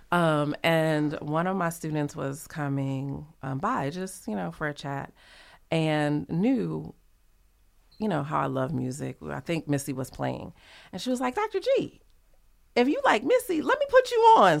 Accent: New Orleans, Louisiana, United States; I'm from New Orleans

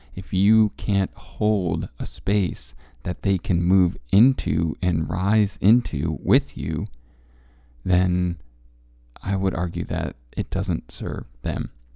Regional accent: Connecticut, United States; also born or lived in Central Coast, California; now in California, United States; as a Connecticut kid growing up in Connecticut

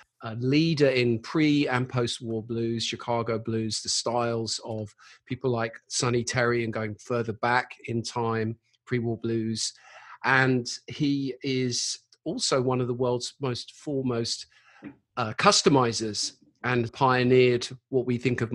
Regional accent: United Kingdom; now in London, United Kingdom; as a Brit

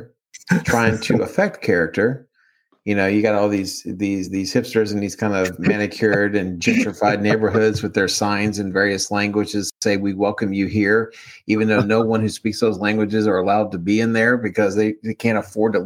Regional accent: Baltimore, Maryland, United States; accent: Maryland; moved away; also born or lived in the South; I grew up in Baltimore when it was changing from a steel industrial

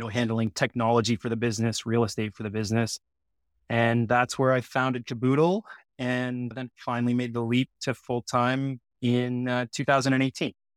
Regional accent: Sudbury, Ontario, Canada; now in Toronto, Canada; I loved growing up in Sudbury. It's, you know, it's Northern Ontario.

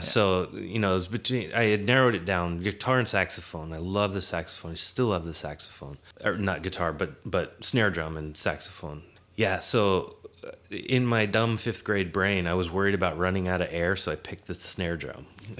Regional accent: Seattle, Washington, United States; Well, I grew up in Seattle area.

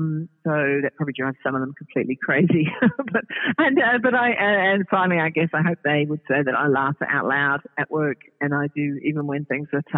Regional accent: New Zealand; now in Australia; I'm a New Zealander

